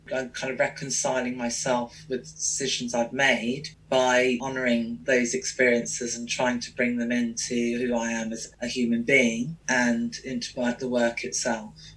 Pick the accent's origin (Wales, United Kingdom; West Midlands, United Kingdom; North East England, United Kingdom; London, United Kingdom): London, United Kingdom; I grew up in London